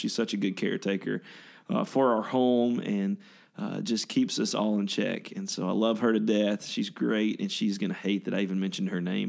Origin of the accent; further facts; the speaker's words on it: Ruston, Louisiana, United States; moved away as an adult; now in West Lafayette, United States; But I grew up there in a small town called Ruston, Louisiana